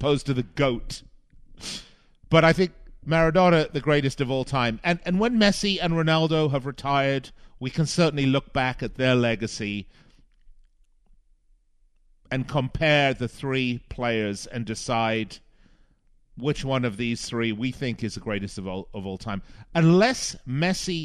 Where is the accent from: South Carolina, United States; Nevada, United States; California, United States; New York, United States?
Nevada, United States; Las Vegas; my hometown of Las Vegas